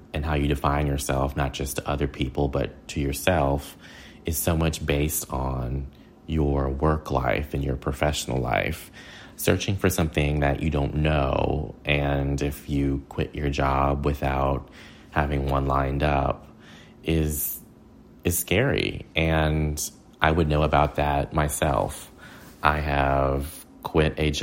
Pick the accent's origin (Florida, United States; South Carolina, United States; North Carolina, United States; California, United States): North Carolina, United States; Hickory; also born or lived in Ireland; my hometown of Hickory, North Carolina, which is a small southern manufacturing town